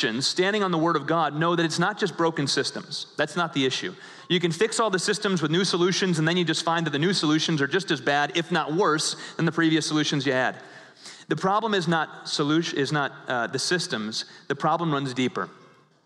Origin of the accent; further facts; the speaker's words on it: Chicago, Illinois, United States; also born or lived in Thailand; I'd say, "Chicago."